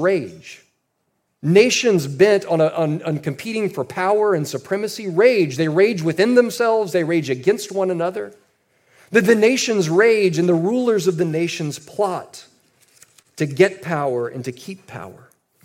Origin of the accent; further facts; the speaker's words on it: United States; us as Americans